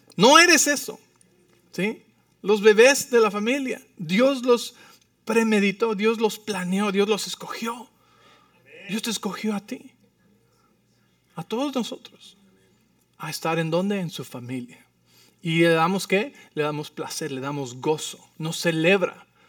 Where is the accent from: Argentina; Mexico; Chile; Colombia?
Mexico; Mexico City; now in Arizona, United States; Vivo en Arizona, pero soy de la Ciudad de México.